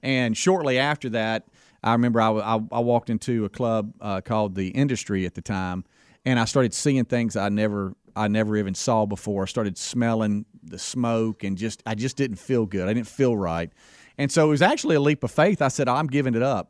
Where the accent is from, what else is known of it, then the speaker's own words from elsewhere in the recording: Pascagoula, Mississippi, United States; I, I grew up in Pascagoula, Mississippi